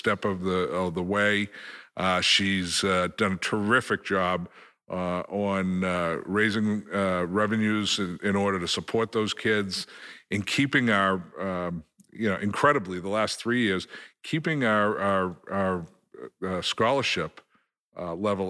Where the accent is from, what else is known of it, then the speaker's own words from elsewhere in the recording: Framingham, Massachusetts, United States; I grew up in Framingham, as Steve well knows, and played football at Framingham North High.